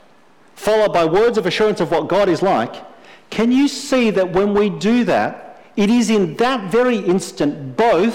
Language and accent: English; Australia; I'm an Australian male.